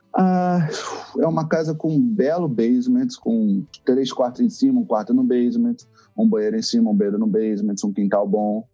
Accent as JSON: {"language": "Portuguese", "region": "Rio de Janeiro", "country": "Brazil", "moved": "yes", "lives_now": "Toronto, Canada", "said": "eu vim do Rio"}